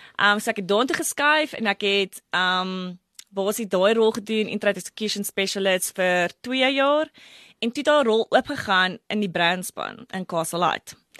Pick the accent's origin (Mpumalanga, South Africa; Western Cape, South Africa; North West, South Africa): North West, South Africa; Brits; ek het groot geword in Brits voor 'n baie klein dorpie